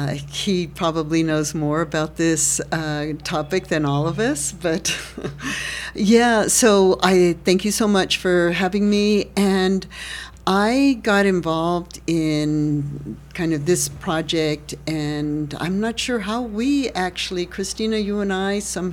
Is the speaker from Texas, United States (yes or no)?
yes; Austin, Texas, United States; born there; now in San Marcos, United States; I was not, did not have the pleasure of being born here. I was born in Austin, traveled and lived in many different places, and came to San Marcos in 2000.